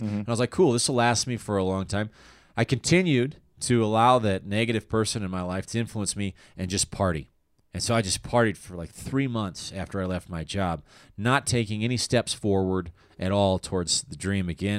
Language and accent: English; Littleton, Colorado, United States; moved away; also born or lived in Aurora, Colorado / Chicago; I was born in uh, Aurora, Colorado, and I grew up in Littleton